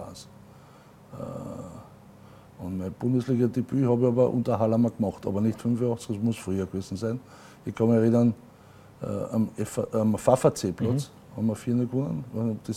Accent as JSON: {"language": "German", "region": "Carinthia", "country": "Austria", "tie": "born or raised there", "said": "ich bin gebürtiger Kärntner und bin gern ein Kärntner"}